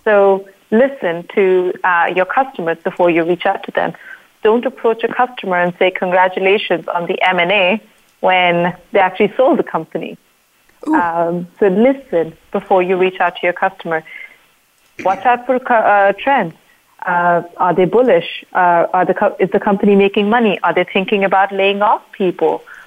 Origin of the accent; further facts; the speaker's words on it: India; I'm from India